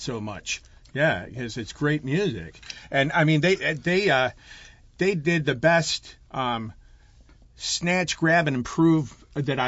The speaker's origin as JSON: {"language": "English", "town": "Chicago", "region": "Illinois", "country": "United States", "tie": "born or raised there", "said": "I was born in Chicago"}